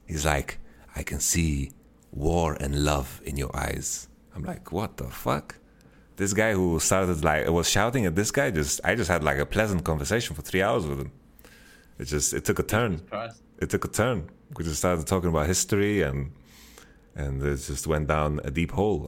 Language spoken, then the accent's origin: English; Sweden; I'm from Sweden